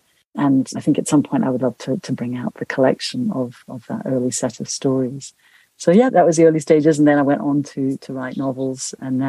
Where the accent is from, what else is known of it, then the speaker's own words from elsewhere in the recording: South Asia, Nepal; also born or lived in India / Pakistan; But I grew up in South Asia, in Nepal and India and Pakistan.